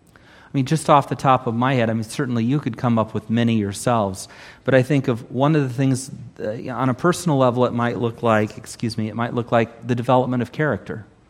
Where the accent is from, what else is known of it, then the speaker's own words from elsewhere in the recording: Southern California, United States; not only am I Californian, I'm Southern Californian.